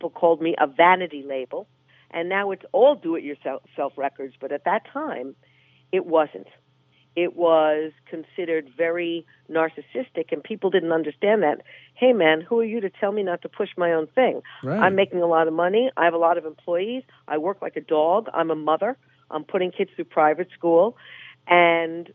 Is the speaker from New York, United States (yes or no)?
yes; New York City, New York, United States; I'm a New Yorker